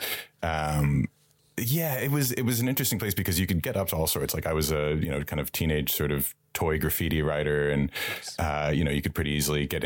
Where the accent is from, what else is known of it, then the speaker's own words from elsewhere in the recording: Columbus, Ohio, United States; moved away as an adult; also born or lived in Philadelphia; now in Dublin, Ireland; I grew up in Ohio. So Columbus, which is between Cincinnati and Cleveland